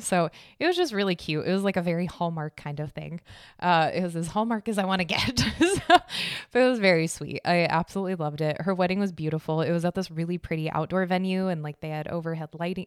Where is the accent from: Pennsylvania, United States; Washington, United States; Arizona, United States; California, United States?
Arizona, United States; I'm from Arizona